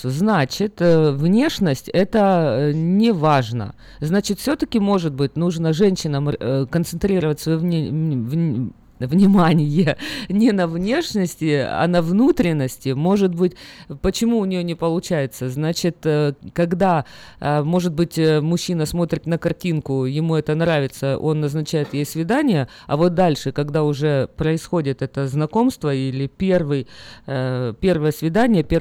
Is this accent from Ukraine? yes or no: yes; Ukraine; moved away as an adult; now in United States; Я из Украины приехал, мы постоянно сидели на диетах, постоянно худели. В Америке здесь нету такого ажиотажа.